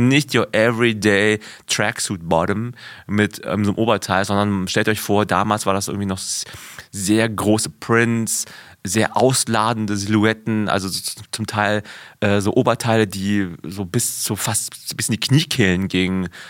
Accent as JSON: {"language": "German", "region": "West Germany", "country": "Germany", "tie": "born or raised there", "said": "in einer kleinen äh, Kleinstadt in, in Westdeutschland, wo ich aufgewachsen bin"}